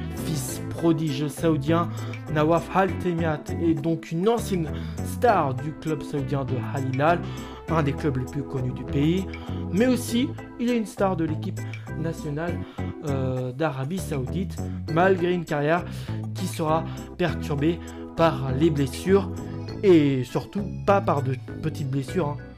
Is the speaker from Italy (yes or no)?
no; France; chez nous en France